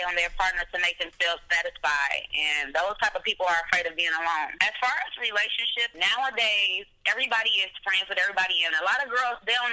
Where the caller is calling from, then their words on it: Milwaukee, Wisconsin, United States; I'm calling from Milwaukee, Wisconsin.